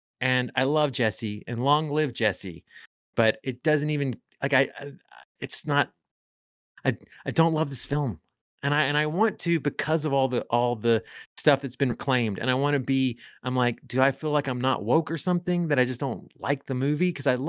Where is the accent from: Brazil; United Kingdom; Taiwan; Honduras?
Honduras; But I'll also say that like I grew up, even though I am Hispanic and from Honduras, I grew up in a pretty heteronormative white male world.